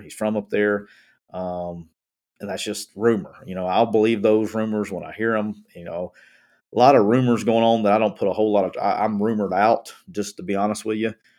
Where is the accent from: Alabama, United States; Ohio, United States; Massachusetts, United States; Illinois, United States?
Alabama, United States; I'm from Alabama